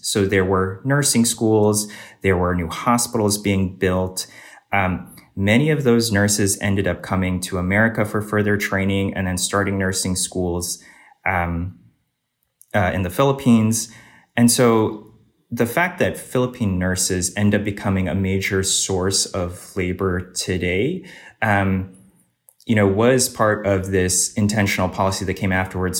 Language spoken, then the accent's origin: English; Northern Virginia, United States; I originally grew up uh, in Northern Virginia in the suburbs of DC